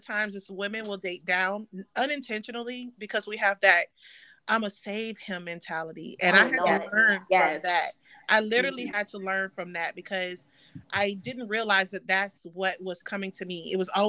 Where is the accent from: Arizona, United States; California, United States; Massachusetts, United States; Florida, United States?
Florida, United States; Tampa; now in Bradenton, United States; I'm in Bradenton. I'm from Tampa, but I'm in Bradenton.